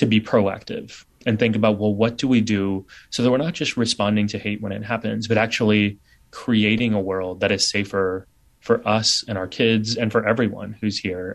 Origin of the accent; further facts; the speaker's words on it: San Antonio, Texas, United States; now in New York City, United States; my brothers and I were the only kids with turbans growing up in San Antonio